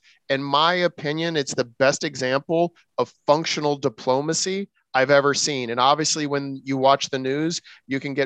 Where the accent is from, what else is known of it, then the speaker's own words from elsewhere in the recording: United States; I grew up in the United States